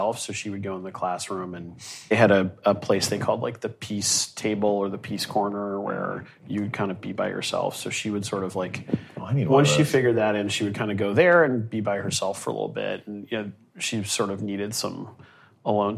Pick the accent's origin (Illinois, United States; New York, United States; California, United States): New York, United States; We're in New York. I'm from New York.